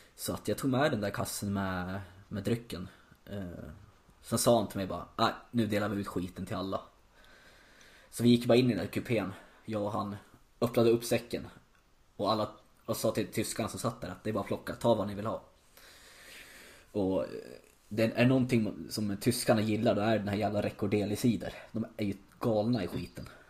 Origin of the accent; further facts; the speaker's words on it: Gävle, Gävleborg County, Sweden; moved away as an adult; now in Berlin, Germany; bott kvar hemma i Gävle